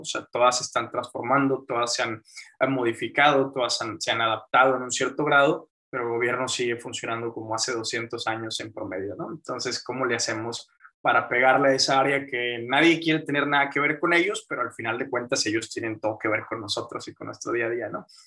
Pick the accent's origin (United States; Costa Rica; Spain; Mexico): Mexico; Monterrey, Nuevo León; me metí a mecatrónica aquí en, en Monterrey, Nuevo León, eh, aquí he estado, soy mexicano